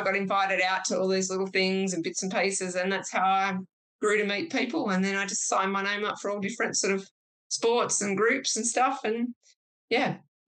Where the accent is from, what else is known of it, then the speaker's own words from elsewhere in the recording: Perth, Western Australia, Australia; also born or lived in Sydney, New South Wales; I was a city girl. I'm originally from Sydney and then moved to Perth when I was a kid.